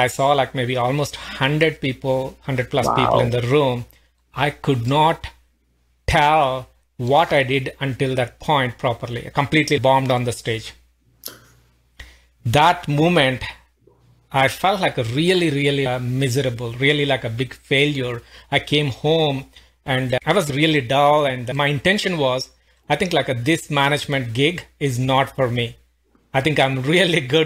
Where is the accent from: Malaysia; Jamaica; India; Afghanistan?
India; moved away as an adult; now in Pittsburgh, United States; I'm originally from India, been living in US for almost like 19 years now